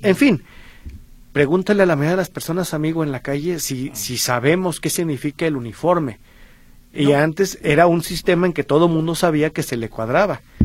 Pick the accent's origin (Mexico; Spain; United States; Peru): Mexico; para nosotros como mexicanos